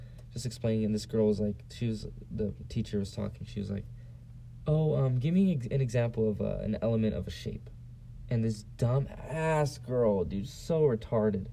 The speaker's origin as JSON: {"language": "English", "town": "San Diego", "region": "California", "country": "United States", "moved": "yes", "said": "I'm from San Diego"}